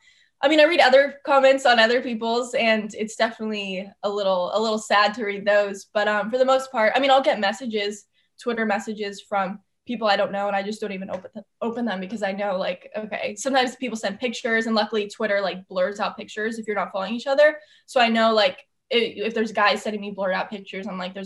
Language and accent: English; Southern California, United States; moved away as an adult; also born or lived in Athens, Ohio; I'm from Southern California. Growing up there, I mean, since I was 4 years old, I had started playing softball